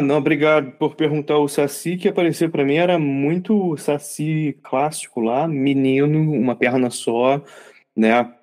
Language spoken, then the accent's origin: Portuguese; Rio de Janeiro, Brazil; crescendo no Rio de Janeiro